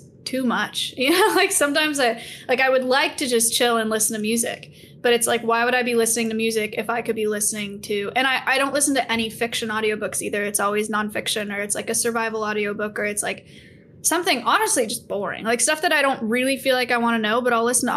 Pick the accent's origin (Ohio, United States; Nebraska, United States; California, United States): California, United States; Silicon Valley; So I grew up in the Silicon Valley, which is a very productive, very high achieving location for schools